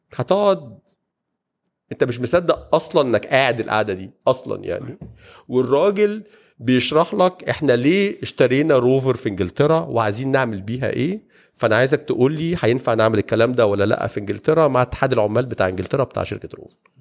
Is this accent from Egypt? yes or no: yes; Egypt; عندنا في مصر